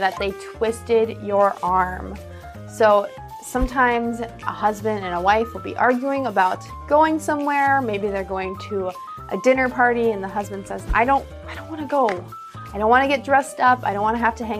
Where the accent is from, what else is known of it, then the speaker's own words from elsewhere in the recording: United States; accent: American English; I'm an American English speaker